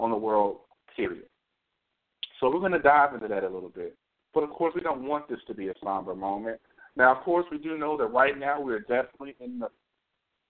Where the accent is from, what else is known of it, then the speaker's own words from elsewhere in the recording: Nashville, Tennessee, United States; moved away; I'm originally from Nashville, Tennessee. Now, in Nashville, I used to go to Wendy's, which was near Vanderbilt